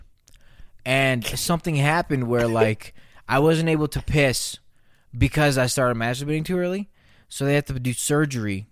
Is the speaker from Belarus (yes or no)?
yes; Belarus; I'm from Belarus